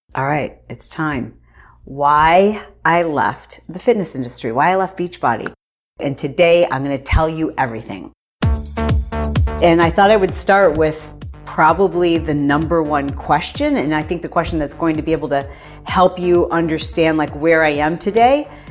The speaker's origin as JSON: {"language": "English", "region": "Michigan", "country": "United States", "tie": "born or raised there", "said": "I grew up in Michigan"}